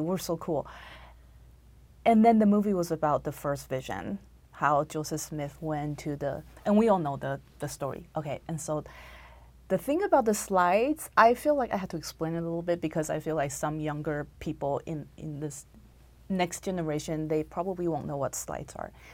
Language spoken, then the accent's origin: English; Taiwan; moved away as an adult; also born or lived in Texas; now in United States; I was born and raised in Taiwan, and I came to America when I was 22 to go to school